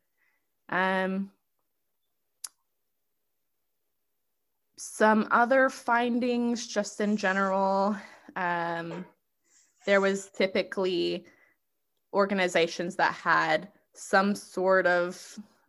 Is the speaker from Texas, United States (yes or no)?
yes; Texas, United States; I am from Texas. That's where I'm going to school and have been living for the past, you know, 10 years or so.